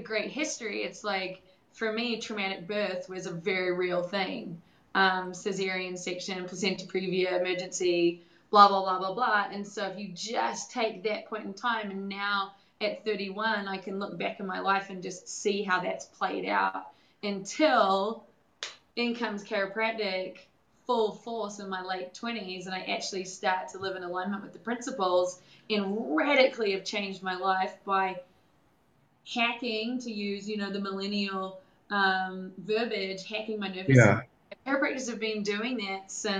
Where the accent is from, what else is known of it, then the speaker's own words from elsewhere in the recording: New Zealand; moved away as an adult; now in United States; I'm from New Zealand, and so I grew up in New Zealand. And moved to the United States like 4 years ago